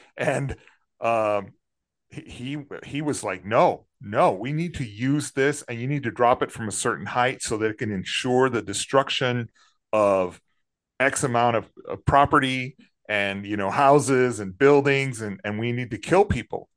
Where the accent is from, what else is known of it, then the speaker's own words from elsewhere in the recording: San Antonio, Texas, United States; moved away as an adult; also born or lived in Los Angeles; as a teenager growing up in San Antonio